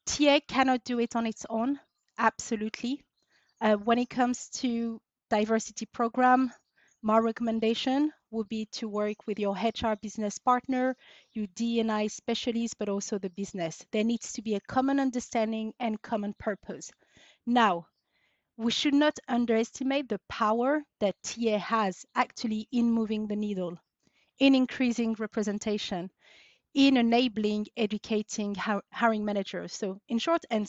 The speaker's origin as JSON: {"language": "English", "town": "Paris", "region": "Île-de-France", "country": "France", "tie": "born or raised there", "moved": "as an adult", "lives_now": "United Kingdom", "said": "I was born and raised in France. Daughter of Syrian immigrants who moved to France in the late 70s. So I grew up and was raised in Paris, but moved to the UK, 14 years ago now"}